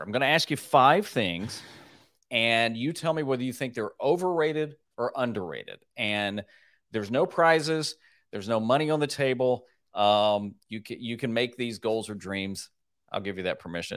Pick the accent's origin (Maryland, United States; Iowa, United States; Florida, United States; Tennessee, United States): Tennessee, United States; Nashville; in Nashville, Tennessee, my hometown